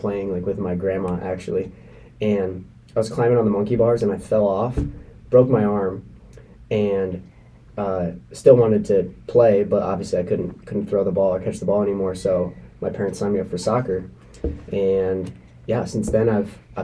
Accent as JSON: {"language": "English", "country": "United States", "tie": "born or raised there", "said": "growing up in America"}